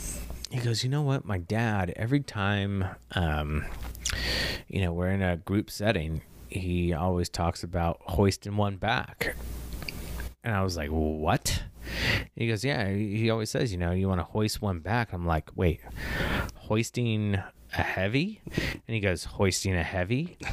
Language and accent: English; Ireland; a non-binary, non-binary black female, and Ed is a dominant Swiss male, even though he's Dutch and I'm Irish.